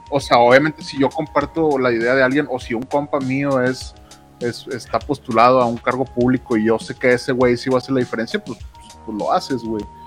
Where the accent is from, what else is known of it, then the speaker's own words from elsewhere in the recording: Nuevo León, Mexico; somos el reír de México, pero somos los que producimos un chingo de lana para México.